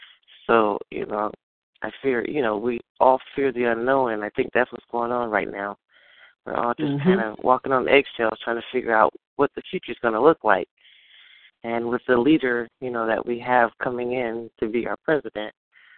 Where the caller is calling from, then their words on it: New York City, New York, United States; calling in from Manhattan.